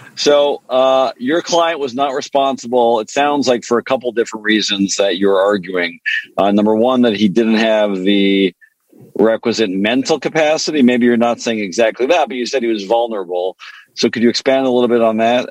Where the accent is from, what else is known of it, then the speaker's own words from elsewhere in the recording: Montreal, Quebec, Canada; first language French; English is a second language; now in United States; I grew up in Canada. My, you know, I spoke French growing up